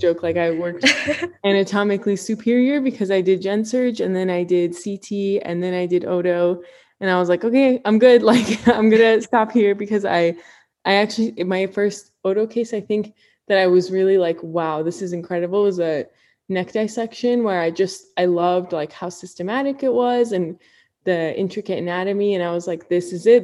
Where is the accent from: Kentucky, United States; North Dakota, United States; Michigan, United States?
Michigan, United States; Ann Arbor; also born or lived in Cleveland, Ohio; I grew up in Ann Arbor, Michigan